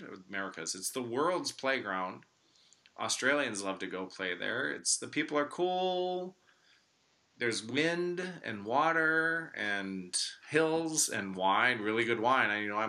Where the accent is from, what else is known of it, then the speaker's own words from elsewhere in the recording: Chicago, Illinois, United States; I'm a Chicagoan, Texas sweat captain, but it's not too far from here.